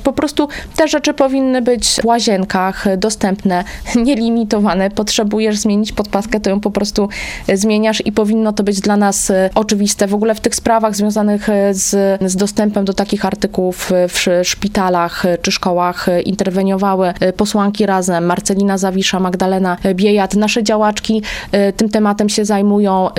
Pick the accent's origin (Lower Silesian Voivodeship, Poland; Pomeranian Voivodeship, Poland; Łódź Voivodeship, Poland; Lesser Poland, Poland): Łódź Voivodeship, Poland; Kutno; u mnie w rodzinnym Kutnie